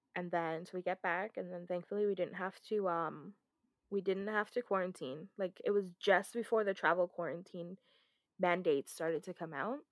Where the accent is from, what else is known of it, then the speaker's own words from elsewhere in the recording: Canada; we're Canadian